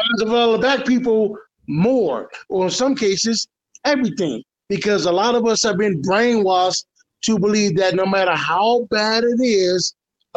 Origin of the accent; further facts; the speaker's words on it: United States; also born or lived in Detroit, Michigan / Houston, Texas; growing up in Detroit and Houston